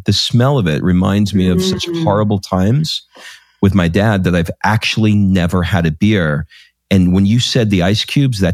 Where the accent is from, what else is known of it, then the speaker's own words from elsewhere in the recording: New York, United States; we grew up in New York, and we lived near a beach called Rockaway Beach.